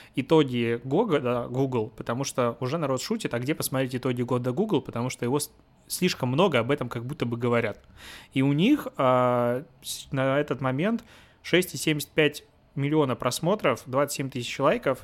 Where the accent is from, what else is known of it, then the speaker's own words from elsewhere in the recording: Belarus; moved away; also born or lived in Minsk; я белорус, ну, я из Беларуси